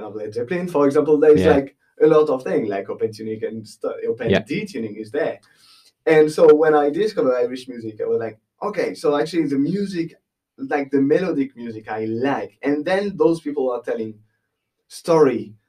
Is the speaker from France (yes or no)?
yes; West Coast, France; English is a second language; I am from the West Coast, all right? I'm not far from Brittany.